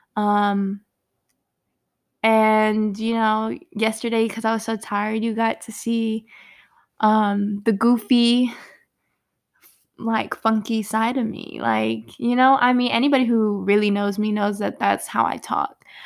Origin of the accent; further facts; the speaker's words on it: Virginia, United States; also born or lived in Brooklyn, New York / Richmond, Virginia; I was born in Brooklyn, New York, and moved to Virginia before I could even speak. So, I was not born out here, but definitely raised, and I am a head ass for Virginia, and seven five seven